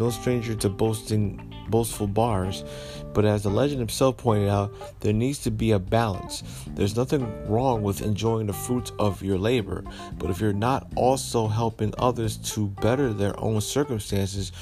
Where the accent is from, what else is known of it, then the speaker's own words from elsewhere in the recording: Paterson, New Jersey, United States; my hometown of Paterson, New Jersey